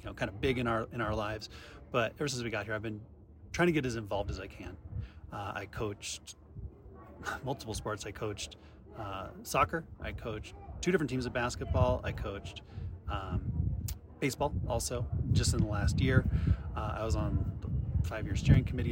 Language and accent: English; Nevada, United States; moved away as an adult; also born or lived in Colorado; now in Estes Park, United States; I grew up in Nevada, but came to Colorado actually to get my master's degree